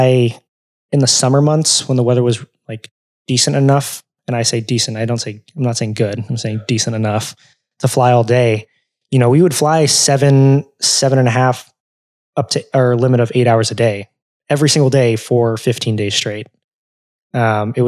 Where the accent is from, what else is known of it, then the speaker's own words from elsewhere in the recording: California, United States; also born or lived in Arizona; now in Chicago, United States; growing up in California, we would always fly SkyWest from like Sacramento to San Francisco